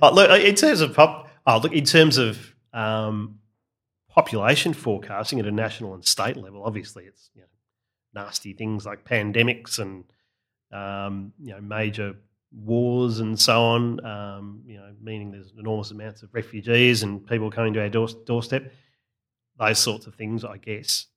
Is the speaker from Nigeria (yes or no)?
no; Australia; I'm an Australian.